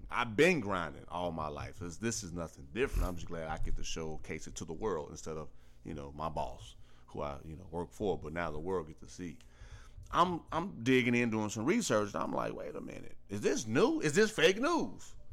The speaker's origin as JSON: {"language": "English", "town": "Robbins", "region": "Illinois", "country": "United States", "said": "Hey, I'm just a small kid from Chicago, Robbins, Illinois. Went to Marquette. Hey, I'm from Chicago, Robbins, Illinois."}